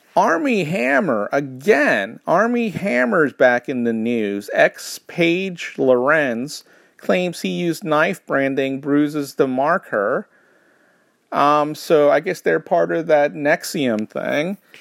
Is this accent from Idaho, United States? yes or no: no; New York, United States; I grew up in New York, which has a horrible, horrible accent for every particular area